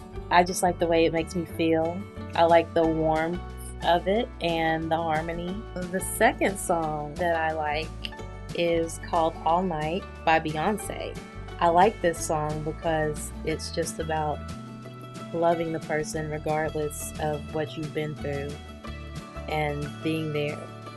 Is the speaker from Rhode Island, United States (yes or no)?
no; Big Stone Gap, Virginia, United States; I'm from Big Stone Gap, Virginia.